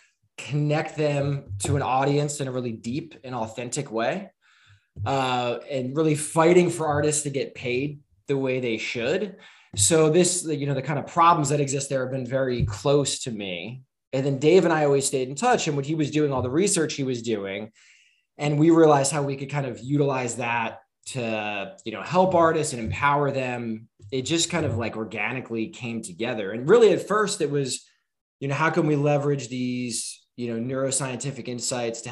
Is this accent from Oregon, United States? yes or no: no; New Jersey, United States; We're both from South Jersey. We used to live, there's like this strip of trees between our houses when we were kids